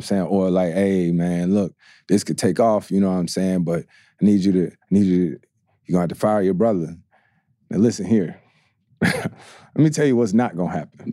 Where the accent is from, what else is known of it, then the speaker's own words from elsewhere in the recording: North Carolina, United States; growing up in Carolina